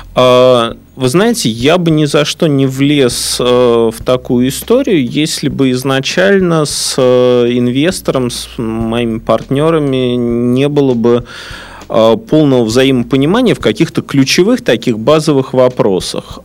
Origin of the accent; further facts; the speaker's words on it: Saint Petersburg, Russia; Я здесь родился, я здесь вырос, я люблю Питер, я ленинградец, петербуржец